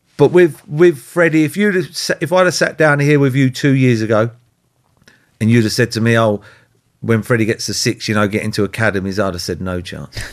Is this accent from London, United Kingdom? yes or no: yes; London, United Kingdom; I lived in Holsden, I was born in Holsden, so I, I played for Brent